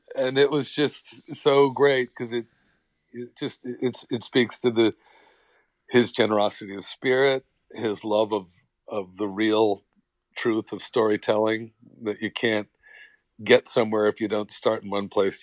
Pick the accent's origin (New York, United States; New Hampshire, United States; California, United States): New York, United States; New York City; I was born in Brooklyn